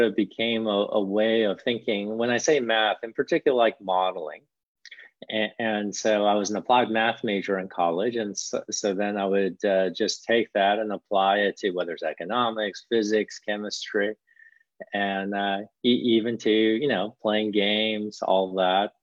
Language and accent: English; St. Louis, Missouri, United States; first language Korean; English is a second language; also born or lived in Korea; I really enjoyed growing up in St. Louis and learning, you know, how to be successful in St. Louis and in America